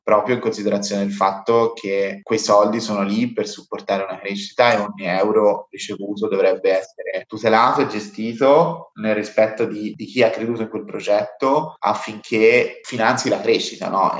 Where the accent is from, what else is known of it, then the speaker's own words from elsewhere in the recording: Montespertoli, Tuscany, Italy; moved away; also born or lived in Hong Kong; io vengo da un piccolo paesino in Toscana